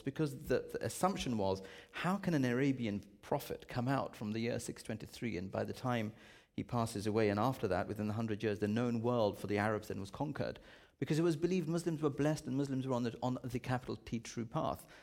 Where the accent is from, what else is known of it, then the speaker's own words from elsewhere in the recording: United Kingdom; I'm a Brit